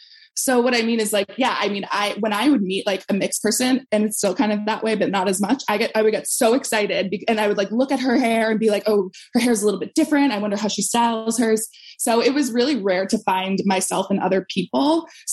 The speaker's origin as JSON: {"language": "English", "town": "Brookline", "region": "Massachusetts", "country": "United States", "tie": "born or raised there", "said": "Brookline was really diverse, but I definitely feel like it was really segregated."}